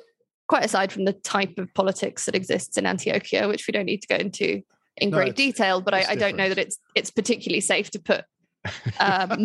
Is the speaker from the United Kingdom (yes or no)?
yes; United Kingdom; now in Colombia; As a Brit